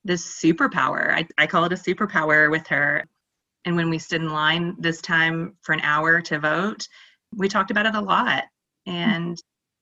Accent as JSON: {"language": "English", "town": "Asheville", "region": "North Carolina", "country": "United States", "tie": "born or raised there", "moved": "yes", "lives_now": "Austin, United States", "said": "I grew up in the Appalachian Mountains in the Asheville area."}